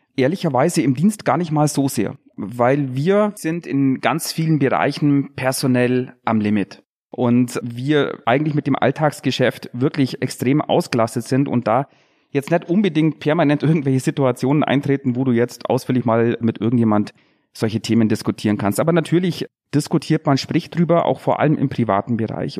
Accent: Bad Wörishofen, Bavaria, Germany; ich komme aus Bad Würdeshofen im Unterallgäu

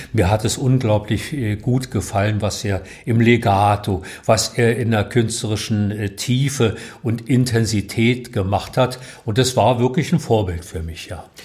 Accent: Berlin, Germany; ich bin aus Mahlsdorf nie rausgekommen. Ich habe mein ganzes Leben hier im Umkreis meines jetzigen Hauses verbracht.

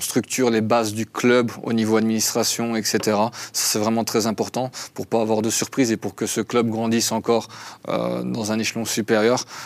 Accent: Belgium; now in Switzerland; je suis belge, à la base. Donc, belgo-arménien.

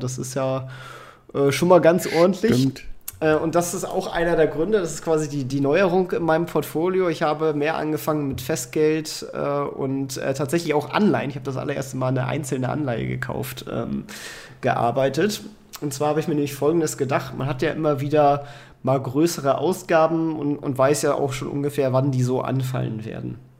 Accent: Kiel, Schleswig-Holstein, Germany; now in Hanover, Germany; ich komme ja ursprünglich aus Kiel, wohne jetzt in Hannover

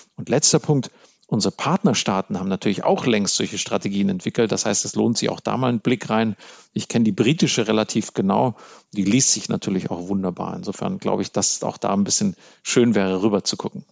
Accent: Germany; als Deutsche

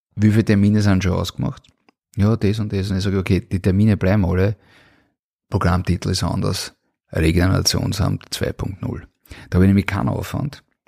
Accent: Vienna, Austria; geboren 1973 in Wien

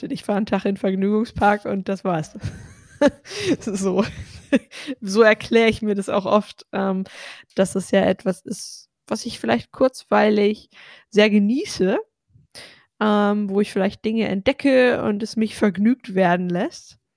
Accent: North Rhine-Westphalia, Germany; Ja, ich sage ja auch oft, ich komme aus Ostwestfalen, da ist das auch nicht so die Regel, dass man sich überschwänglich lobt.

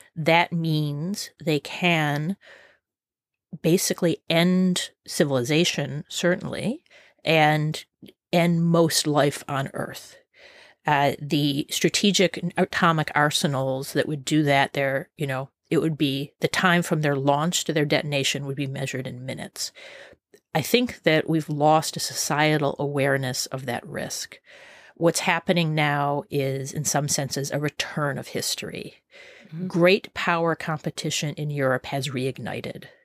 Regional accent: United States; speaking as an American

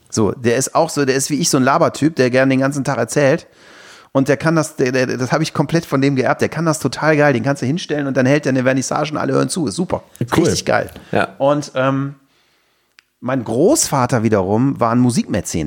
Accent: Aachen, North Rhine-Westphalia, Germany; bei uns in Aachen

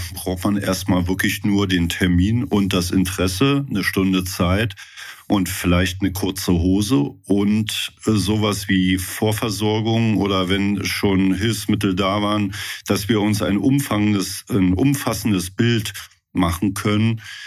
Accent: Brandenburg an der Havel, Brandenburg, Germany; moved away as an adult; also born or lived in Leipzig / Koblenz; now in Mülheim-Kärlich, Germany; Ich bin in der Nähe von Berlin groß geworden, in der Stadt Brandenburg, habe dort auch Rudern gelernt

